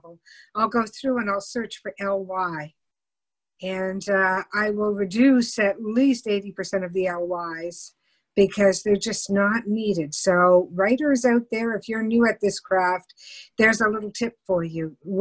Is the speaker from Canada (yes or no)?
yes; Canada